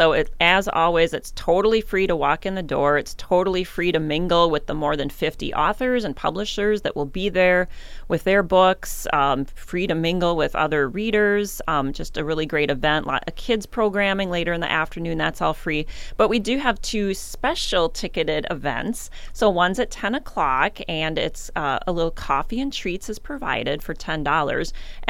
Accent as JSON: {"language": "English", "town": "Waseca", "region": "Minnesota", "country": "United States", "tie": "born or raised there", "lives_now": "Mankato, United States", "said": "I grew up in Waseca, not very far away. And I also had never heard of Betsy Tacy until I moved to Mankato."}